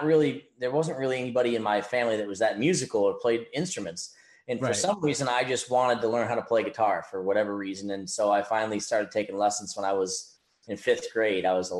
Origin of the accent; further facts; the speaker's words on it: upstate New York, United States; But upstate New York is very rural and very country, more so than a lot of people might know that aren't from the area, aren't from the Northeast or whatever. So I actually grew up around country music my whole life.